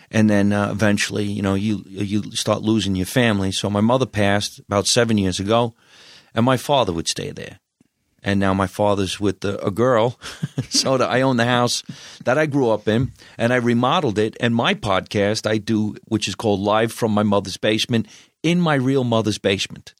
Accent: New Jersey, United States; moved away as an adult; also born or lived in New York City; now in Los Angeles, United States; I'm Italian, I'm from New Jersey

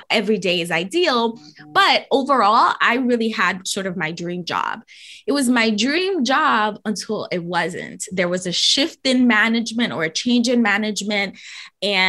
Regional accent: New York City, New York, United States; I am born and raised in New York City, in the Bronx in particular

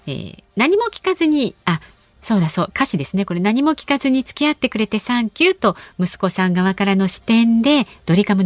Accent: Chiba, Japan; 私は そう千葉県出身なんですが、ああ地元のホワイト餃子という餃子が大好

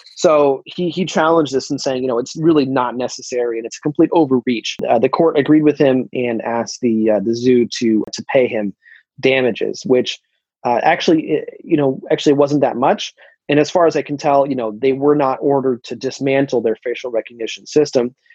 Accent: United States; I'm an American

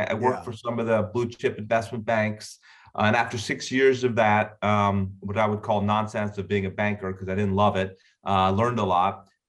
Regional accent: Florida, United States; also born or lived in Bahamas; I had never seen snow. I grew up in Florida and the Bahamas, and I went up for 4 years of cold weather.

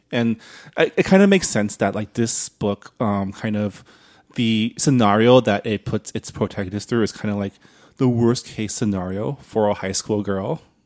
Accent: San Diego Valley, California, United States; I grew up in the San Diego Valley.

